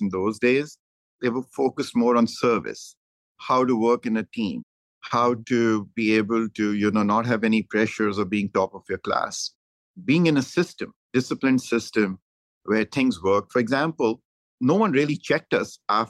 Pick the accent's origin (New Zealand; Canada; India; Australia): India; Dehradun, Uttarakhand; moved away as an adult; also born or lived in Delhi / Punjab; now in United States; I'm from Dehradun in India. Went to a boarding school at the age of 5. Left a boarding school at the age of 18